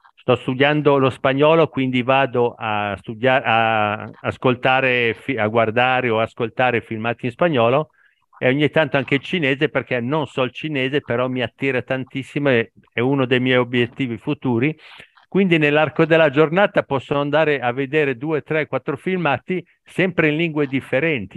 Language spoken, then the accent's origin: Italian; Italy; italiano al 100%, ab- eh, nato, cresciuto e vivo in Italia